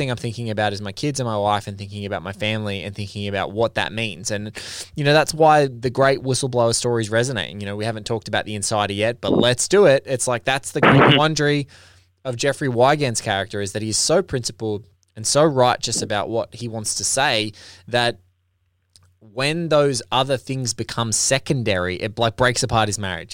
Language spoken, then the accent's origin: English; Australia; I'm Australian and like I look at our country